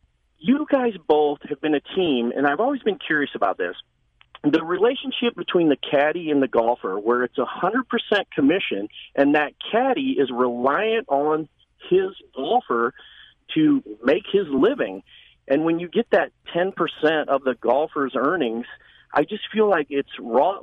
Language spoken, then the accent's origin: English; Springfield, Illinois, United States; now in Chesterfield, United States; I'm originally from Springfield, Illinois, but I live in Chesterfield now.